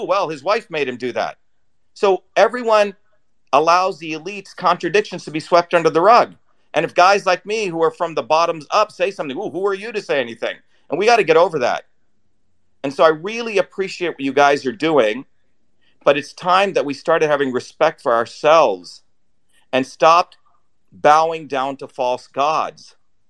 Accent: Newark, New Jersey, United States; I never forgot that I came from Newark, New Jersey, everyday poor black and poor white people.

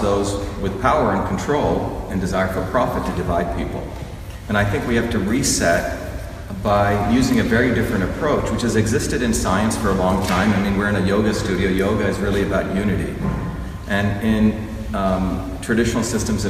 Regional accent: India; moved away; I grew up in India where there was a caste system

